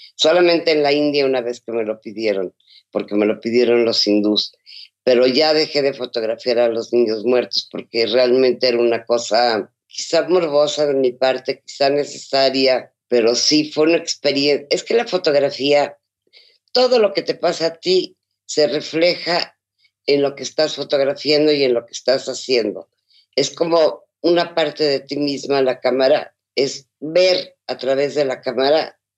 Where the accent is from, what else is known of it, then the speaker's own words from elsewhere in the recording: Mexico; muchas de las costumbres que hay en México